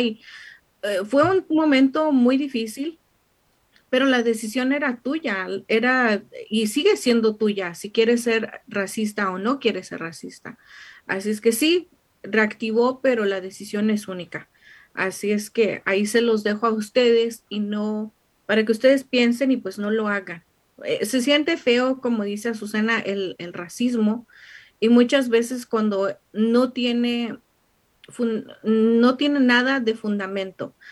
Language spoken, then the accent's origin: Spanish; Mexico; now in United States